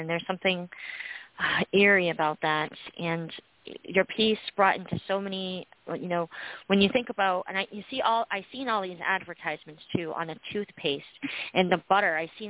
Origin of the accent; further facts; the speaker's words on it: New Jersey, United States; Rack was like, yeah, I'm from New Jersey too.